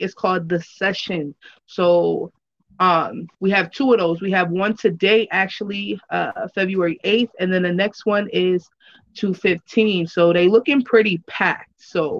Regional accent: Lackawanna, New York, United States; I am a rapper entrepreneur from Buffalo, New York. I'm actually from Lackawanna, New York, so I ain't gonna lie. I'm not gonna lie out here. My itty bitty city.

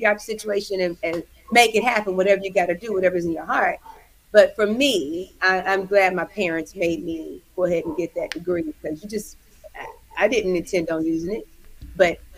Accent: Houston, Texas, United States; now in California, United States; Born and raised in Houston, Texas. I'm a Southern girl to the core, living in California now

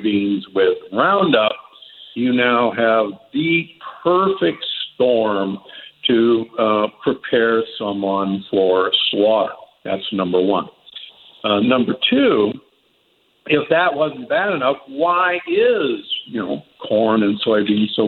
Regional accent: Omaha, Nebraska, United States; I grew up in Omaha, Nebraska, which at the time I was growing up had the largest feedlots in the world

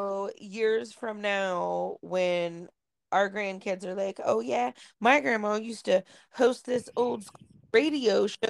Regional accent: Chillicothe, Ohio, United States; So in Massieville, in Chillicothe, like where I grew up in Southern Ohio

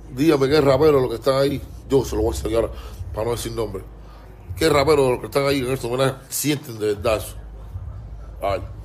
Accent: Cuba; somos cubanos igual

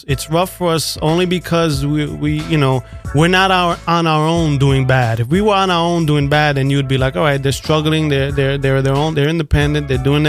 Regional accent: United States; I'm Puerto Rican and, oh, America's the worst. I never say America's the best. I'm not. It's, you know, I was born here, so I'm American. Mom was born in Puerto Rico. You know, it's, I'm Puerto Rican.

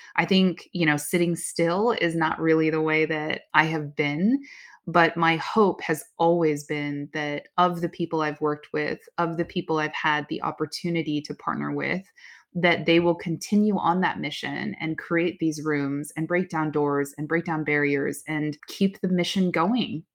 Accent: Oakland, California, United States; my hometown, Oakland. I grew up in Chinatown, Oakland

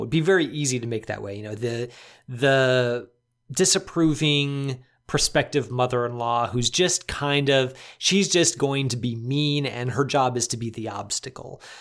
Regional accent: Chicago, Illinois, United States; as a Chicagoan

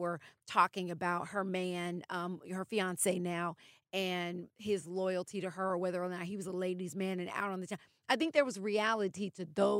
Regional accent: Atlanta, Georgia, United States; it's in my hometown of Atlanta.

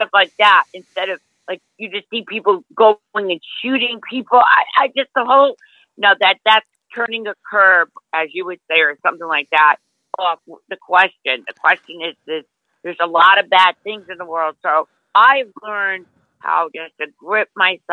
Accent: Long Island, New York, United States; also born or lived in New Jersey; now in Florida, United States; I'm from Long Island, but I lived in New Jersey

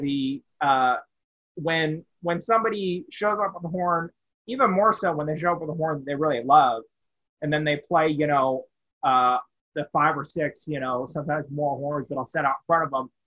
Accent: Bullhead City, Arizona, United States; also born or lived in Wichita, Kansas; now in Las Vegas, United States; I was in Wichita for a bit, yes, but I am from Bullhead City, Arizona

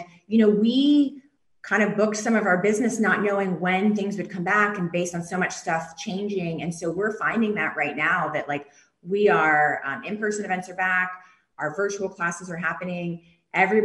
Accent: the South, United States; we're from the South

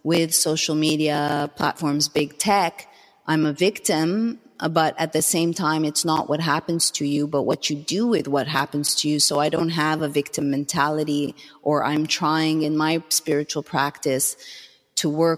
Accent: Canada; moved away as an adult; now in Los Angeles, United States; as a Canadian, again, having grown up, have been raised taking, I guess, health for granted

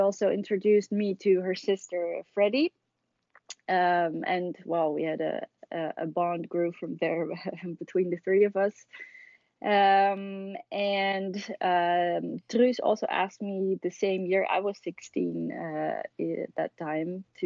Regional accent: Haarlem, North Holland, Netherlands; I grew up in Haarlem, which is a city 12 miles west of Amsterdam

